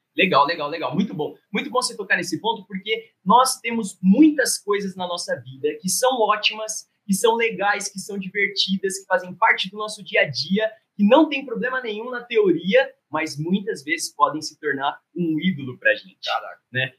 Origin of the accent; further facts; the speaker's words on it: Itapira, São Paulo, Brazil; sou de Itapira, também trabalho com jovens e adolescentes lá na igreja em Itapira